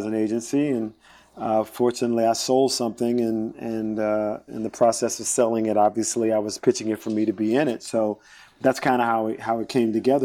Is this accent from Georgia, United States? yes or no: no; South Carolina, United States; I was a kid from South Carolina